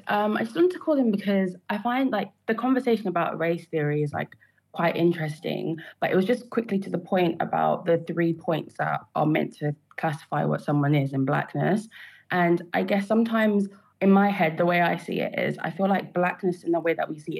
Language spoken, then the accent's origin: English; United Kingdom; So if I go and I fill out a census, I will say I'm Black British. But I know in myself, whilst I am Black British, again, it goes down to I'm my tribe first.